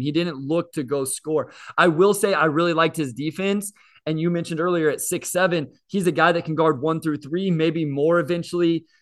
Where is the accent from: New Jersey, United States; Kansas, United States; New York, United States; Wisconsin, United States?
Kansas, United States; I'm also a K U fan because I grew up in Kansas